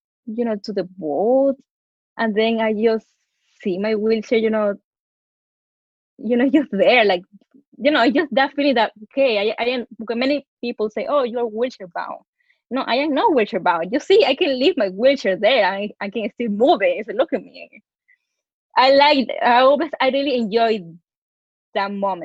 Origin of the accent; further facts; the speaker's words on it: Guayaquil, Guayas, Ecuador; English is a second language; moved away as an adult; now in New York, United States; I am from Guayaquil, Ecuador